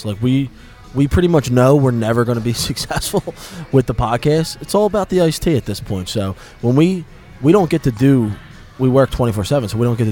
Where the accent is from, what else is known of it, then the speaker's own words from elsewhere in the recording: Philadelphia, Pennsylvania, United States; I grew up in Philly